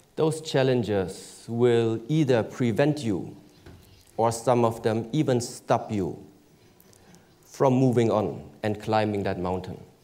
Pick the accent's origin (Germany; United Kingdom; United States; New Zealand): Germany; I was born in Germany